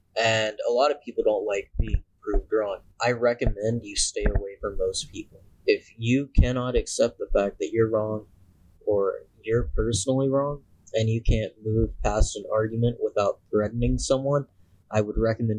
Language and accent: English; Batavia, Ohio, United States; I'm from Batavia, Ohio.